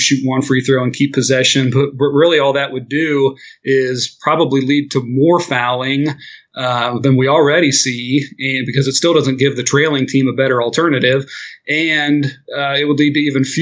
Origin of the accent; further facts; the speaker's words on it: Middletown, Ohio, United States; also born or lived in Dayton, Ohio; I'm from a city called Middletown, which is named that because it's directly between Cincinnati and Dayton. And that's where I grew up and lived there pretty much through high school